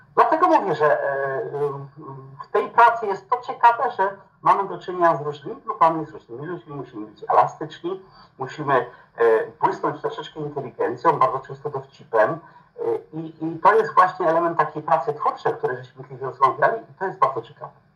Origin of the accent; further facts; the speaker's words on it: Lower Silesian Voivodeship, Poland; moved away as an adult; now in Olkusz, Poland; ja pochodzę z Dolnego Śląska. Tam się wychowałem, spędziłem młodość